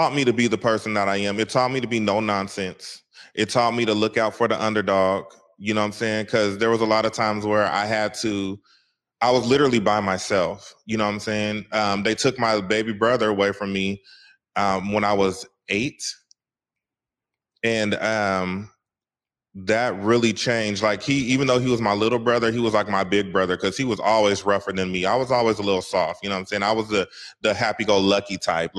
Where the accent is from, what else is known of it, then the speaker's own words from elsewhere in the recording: Seattle, Washington, United States; I'm from Seattle, Washington, a CD